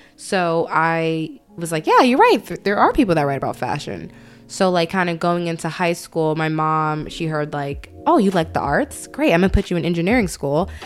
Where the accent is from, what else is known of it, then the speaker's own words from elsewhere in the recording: New York City, New York, United States; also born or lived in Atlanta, Georgia; I am from Brooklyn. Um, spent a little bit of my childhood in Atlanta, so there's going to be some words I say very Southern